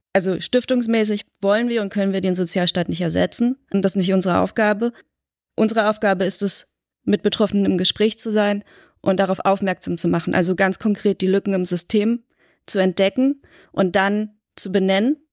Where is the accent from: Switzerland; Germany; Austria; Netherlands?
Germany; Berlin; Ich bin in West-Berlin aufgewachsen